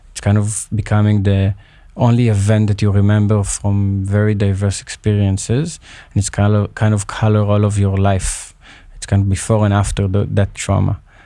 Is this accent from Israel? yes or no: yes; Israel; I grew up in Israel, but of course with origins in Libya